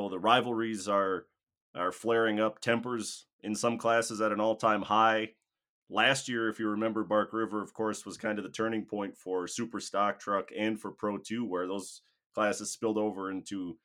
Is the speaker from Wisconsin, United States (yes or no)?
yes; Crandon, Wisconsin, United States; I'm a Crandon guy, born and raised